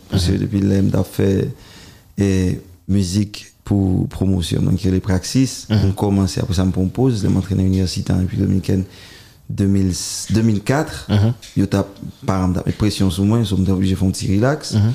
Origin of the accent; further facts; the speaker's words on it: Haiti; French is a second language; Bon, euh, moi, je suis haïtien, même j'avoue.